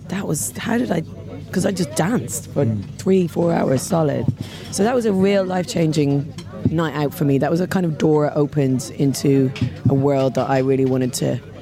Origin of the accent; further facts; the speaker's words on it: Dublin, Leinster, Ireland; I grew up in Dublin, and I was 17 years old